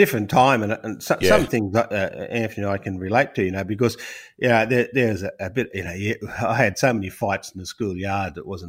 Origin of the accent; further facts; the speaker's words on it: Grafton, New South Wales, Australia; I come from Grafton. And they go, no, but where do you really come from? And I go, I'm an Aboriginal.